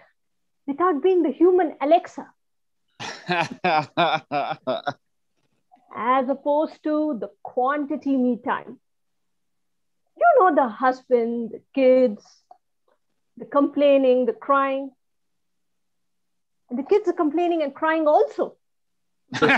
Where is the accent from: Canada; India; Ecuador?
India; now in New Jersey, United States; I'm Indian